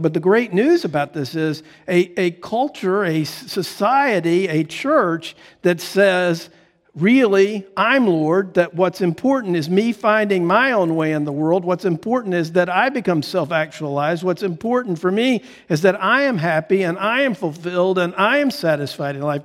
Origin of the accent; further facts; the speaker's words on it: United States; I'm an American